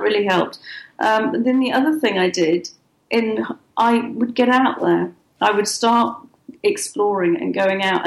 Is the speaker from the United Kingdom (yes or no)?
yes; England, United Kingdom; moved away as an adult; also born or lived in Dubai / Oman / Norway / Netherlands; now in Malaysia; I'm English and I have an English bank mm-hmm. account